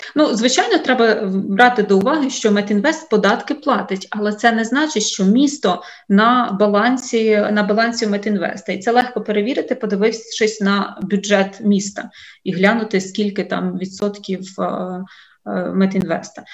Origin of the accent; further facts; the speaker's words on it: Vinnytsia, Vinnytsia Oblast, Ukraine; я сама з Вінниці